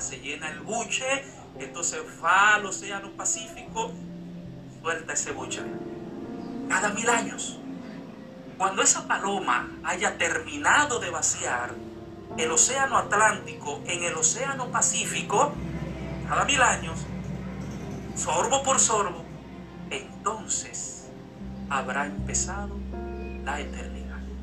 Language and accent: Spanish; Dominican Republic; en mi cédula dice que soy dominicano